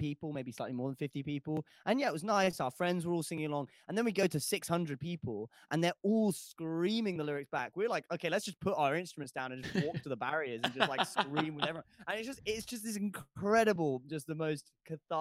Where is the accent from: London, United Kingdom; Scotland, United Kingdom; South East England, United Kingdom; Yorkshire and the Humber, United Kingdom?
London, United Kingdom; born or raised there